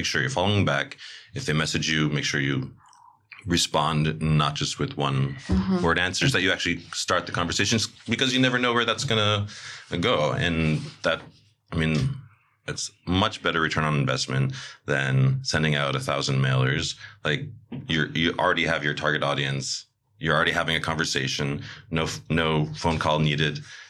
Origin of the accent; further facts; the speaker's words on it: New York City, New York, United States; Especially as a New Yorker. No New Yorker likes to be talked at.